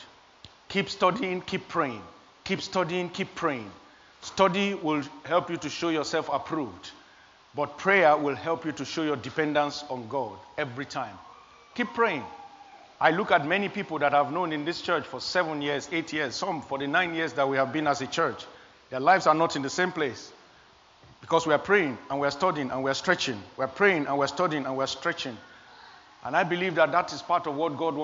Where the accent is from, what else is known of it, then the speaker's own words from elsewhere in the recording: Nigeria; moved away; I am an African. I came from Nigeria. I was born in Nigeria.